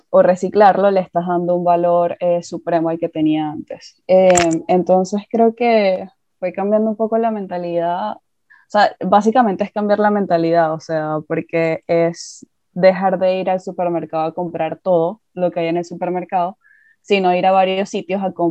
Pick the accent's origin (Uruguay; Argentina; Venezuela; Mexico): Venezuela; moved away; desde que me mudé de Venezuela, Em, hay que entender que yo vengo de un país en el que obviamente esa mentalidad de consumismo desapareció por todos los problemas que había políticos y económicos.